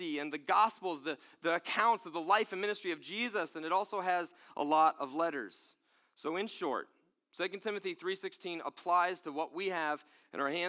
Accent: Pennsylvania, United States; I'm from Pennsylvania

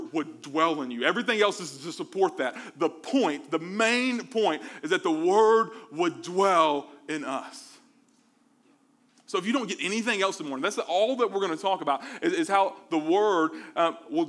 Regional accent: Mobile, Alabama, United States; Me growing up in the South, I'm from Mobile, Alabama

